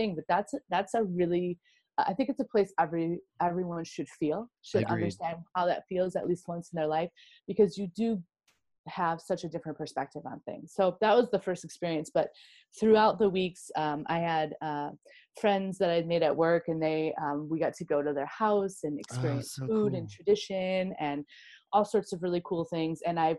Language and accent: English; Midwest, United States; And I'm from the Midwest, so we just smile at everyone all the time.